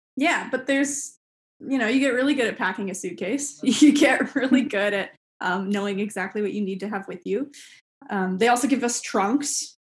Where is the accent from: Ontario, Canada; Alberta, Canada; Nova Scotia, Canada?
Ontario, Canada; Toronto; in my hometown